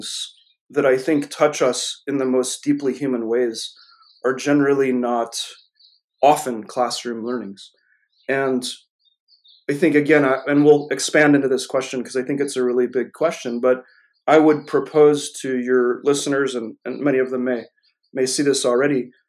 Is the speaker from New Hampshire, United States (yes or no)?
yes; New Hampshire, United States; I grew up here in the United States